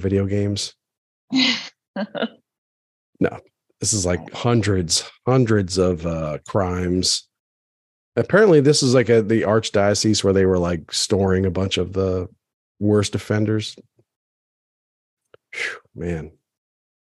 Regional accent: Maryland, United States; I grew up in Maryland, but I was Episcopalian

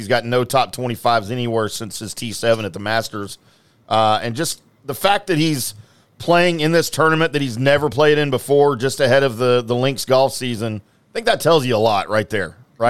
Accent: United States; because I'm American.

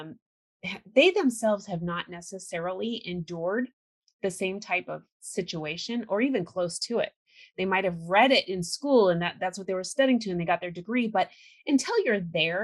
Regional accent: California, United States; I grew up in California

